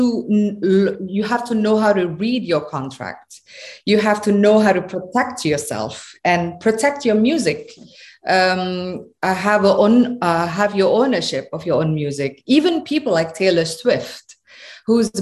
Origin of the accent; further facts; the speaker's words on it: Java, Indonesia; I come from Indonesia. I'm a proud Javanese woman, and I speak with my accent